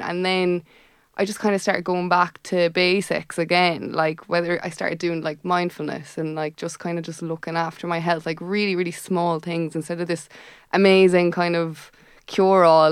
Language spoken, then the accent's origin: English; Tipperary, Munster, Ireland; moved away; I'm from Tipperary